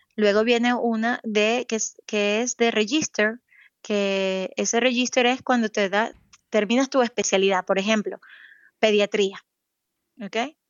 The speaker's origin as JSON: {"language": "Spanish", "country": "Venezuela", "also_born_or_lived": "Caracas, Venezuela", "moved": "as an adult", "lives_now": "Saudi Arabia", "said": "yo soy venezolana"}